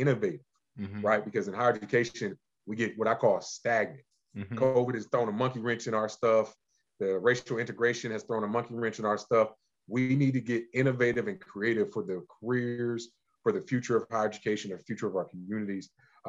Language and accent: English; Cleveland, Ohio, United States; I'm originally from Cleveland, Ohio, born and raised in the great state and city of Cleveland